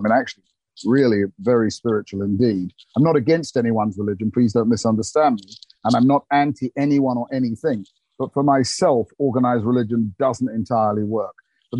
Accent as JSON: {"language": "English", "region": "England", "country": "United Kingdom", "tie": "born or raised there", "said": "I remember being about four, because I was born in August 21, in England, I had to go the year behind me, so everybody was older than me in the school, because I'm an August baby."}